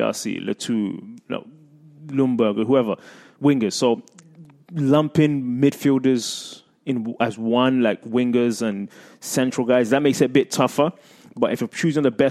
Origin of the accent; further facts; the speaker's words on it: London, United Kingdom; moved away; I grew up in London, in England, with the FA Cup